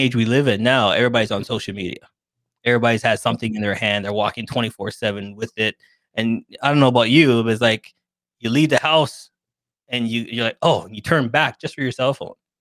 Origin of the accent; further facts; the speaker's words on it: Toronto, Ontario, Canada; I'm from Toronto, Canada